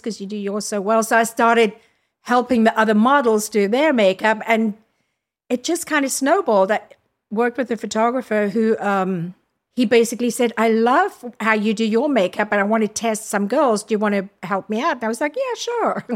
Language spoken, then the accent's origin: English; Durban, KwaZulu-Natal, South Africa; moved away as an adult; also born or lived in Zambia / Cape Town; now in New York City, United States; left my hometown, which is Durban